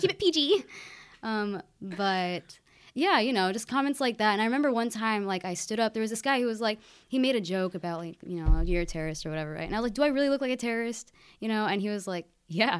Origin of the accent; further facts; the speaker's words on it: Keizer, Oregon, United States; I grew up in Kaiser, just an hour north of, of Corvallis